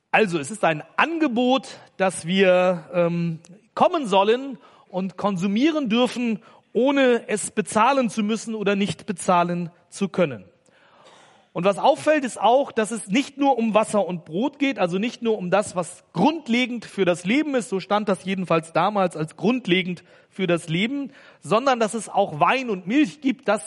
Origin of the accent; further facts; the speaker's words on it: Hamburg, Germany; Ich komme aus Hamburg und da gibt's ja den Hamburger Fischmarkt